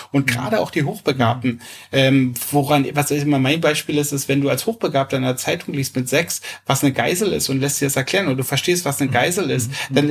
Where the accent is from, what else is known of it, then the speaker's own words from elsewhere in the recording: Berlin, Germany; also ich bin in Berlin äh, groß geworden und lebe da schon immer